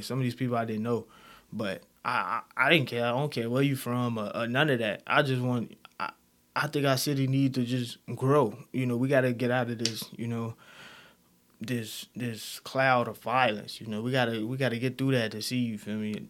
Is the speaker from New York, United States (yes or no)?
no; Chicago, Illinois, United States; I'm, I'm from Chicago, alright? West side of Chicago, Londown area, you know, K-Town, uh, I'm from over there, I was raised there